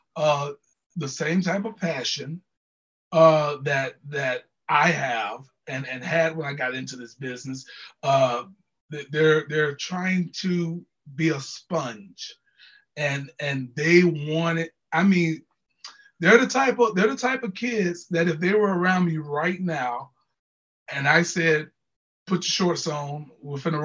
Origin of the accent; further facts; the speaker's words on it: Jacksonville, Florida, United States; I'm from Jacksonville.